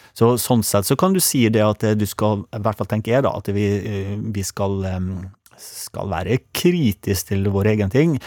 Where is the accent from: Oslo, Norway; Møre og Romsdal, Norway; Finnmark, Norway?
Møre og Romsdal, Norway; Sunnmøre; jeg er jo sunnmøring